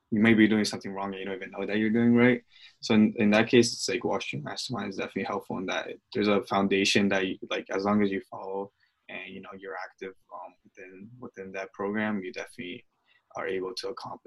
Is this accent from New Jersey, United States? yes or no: yes; Clifton, New Jersey, United States; I'm originally from Clifton, New Jersey